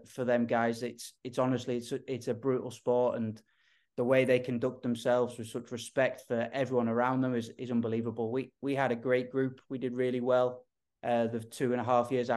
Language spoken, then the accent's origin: English; Liverpool, North West England, United Kingdom; moved away as an adult; also born or lived in Norway; now in San Jose, United States; I grew up Liverpool, England.